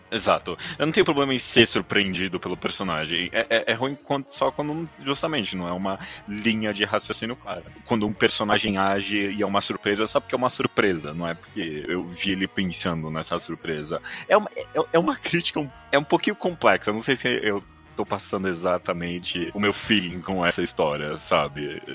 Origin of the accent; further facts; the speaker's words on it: São Paulo, Brazil; A gente é paulista